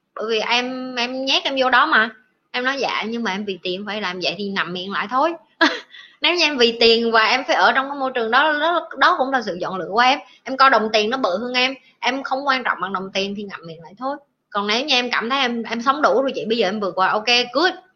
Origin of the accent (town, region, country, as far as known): Vietnam